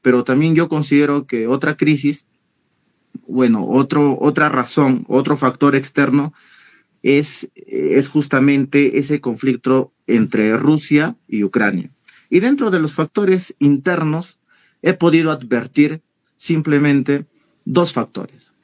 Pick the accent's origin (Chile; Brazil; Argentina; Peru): Peru; todos somos peruanos